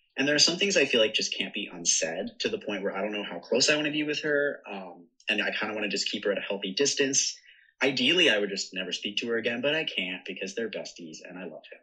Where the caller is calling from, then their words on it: New York, United States; I'm calling from Brooklyn